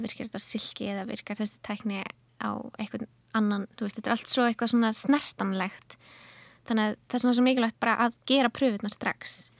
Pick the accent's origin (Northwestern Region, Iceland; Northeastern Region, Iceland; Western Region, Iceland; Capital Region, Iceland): Northeastern Region, Iceland; Akureyri; moved away as an adult; also born or lived in London; now in Reykjavík, Iceland; ég fætti á upplæðinu á Akureyri og flutti, ég reyni flutti til London þegar ég var nýjútskrifuð